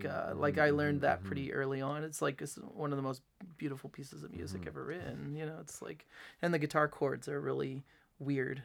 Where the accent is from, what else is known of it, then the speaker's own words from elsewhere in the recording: Delphos, Ohio, United States; now in Fort Wayne, United States; in Ohio, like in the town where I grew up in Delphus